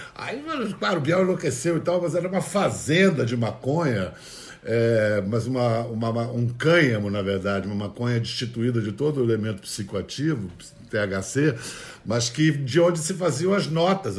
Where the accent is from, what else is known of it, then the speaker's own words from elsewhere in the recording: Brazil; moved away as an adult; also born or lived in London; mim, como brasileiro, chegando a Londres